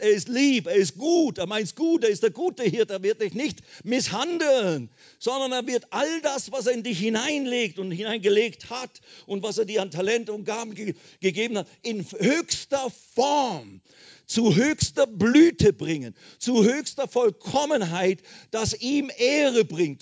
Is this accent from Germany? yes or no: no; Switzerland; moved away as an adult; also born or lived in India; ich bin deswegen aus der Schweiz ausgewandert nach Indien